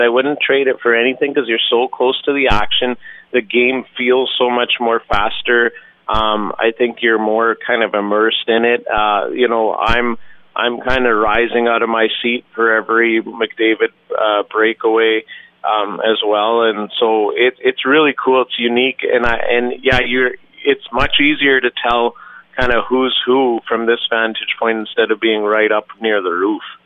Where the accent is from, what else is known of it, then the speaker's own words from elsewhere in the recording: Alberta, Canada; I grew up in in Alberta